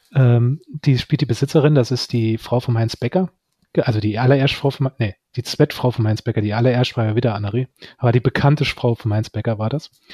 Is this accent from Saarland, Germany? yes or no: yes; Saarland, Germany; als Saarländer